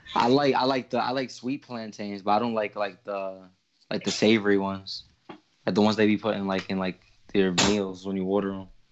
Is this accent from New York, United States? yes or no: yes; New York City, New York, United States; I was raised in Brooklyn